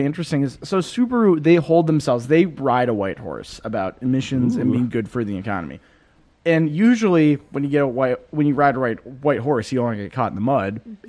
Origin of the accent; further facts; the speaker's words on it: United States; I'm American.